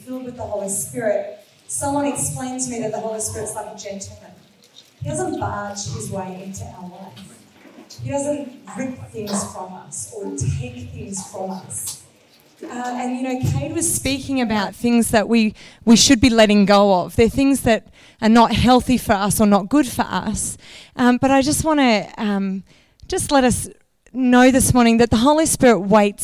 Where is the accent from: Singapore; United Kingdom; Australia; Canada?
Australia; Canberra, Australian Capital Territory; moved away as an adult; now in Izmir, Turkey; We live in Izmir on the west coast of Turkey in the Middle East. We are from Canberra.